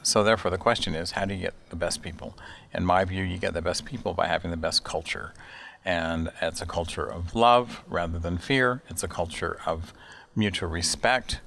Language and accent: English; Salt Lake City, Utah, United States; moved away as an adult; also born or lived in Chicago / New York; I'm from Salt Lake City, Utah. I grew up in the Mountain West uh, of the United States